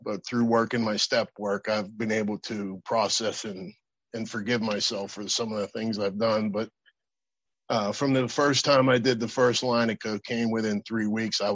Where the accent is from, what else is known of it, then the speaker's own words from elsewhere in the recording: Pittsburgh, Pennsylvania, United States; also born or lived in Berlin / Florida; I went back home to Pittsburgh after a 4 year military career there